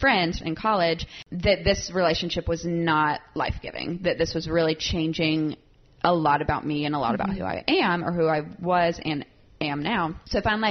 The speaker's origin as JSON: {"language": "English", "region": "South Carolina", "country": "United States", "tie": "born or raised there", "moved": "as an adult", "lives_now": "Nashville, United States", "said": "I grew up in South Carolina, moved to Nashville"}